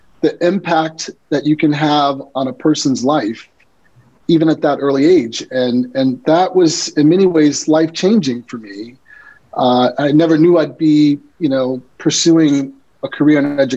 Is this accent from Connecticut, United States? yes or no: yes; Bloomfield, Connecticut, United States; I grew up in Bloomfield, Connecticut, sort of a Northeast kid, but I have deep Southern roots.